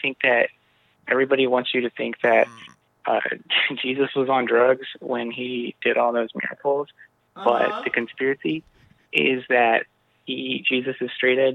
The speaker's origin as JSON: {"language": "English", "town": "Houston", "region": "Texas", "country": "United States", "said": "Houston, Texas"}